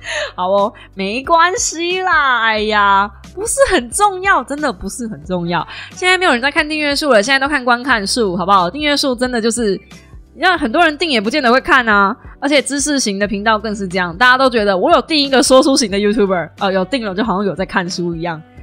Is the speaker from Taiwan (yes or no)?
yes; Kaohsiung, Taiwan; accent: southern Taiwanese; 就是南部腔很重